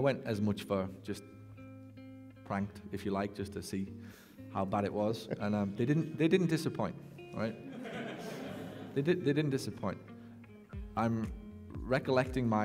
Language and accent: English; England, United Kingdom; moved away; from England.